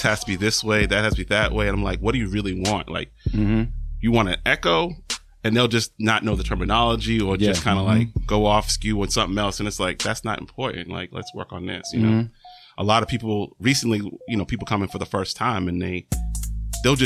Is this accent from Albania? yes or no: no; Boston, Massachusetts, United States; Born and raised in Boston